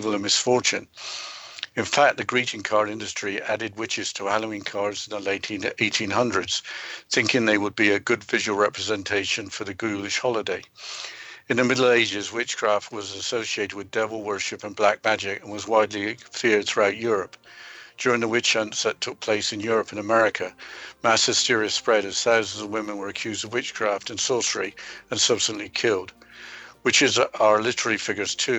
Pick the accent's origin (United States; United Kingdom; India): United Kingdom; England; Growing up in England, a black cat crossing your path was seen as a sign of good luck